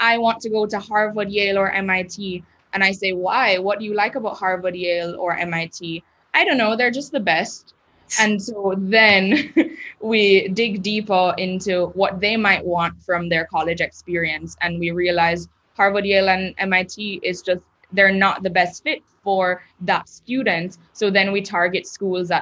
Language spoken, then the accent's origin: English; Jamaica; also born or lived in Maine; I was the only person from Jamaica